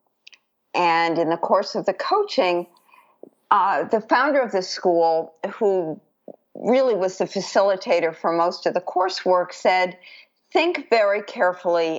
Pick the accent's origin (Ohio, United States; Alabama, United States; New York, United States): New York, United States; New York City; I grew up in New York City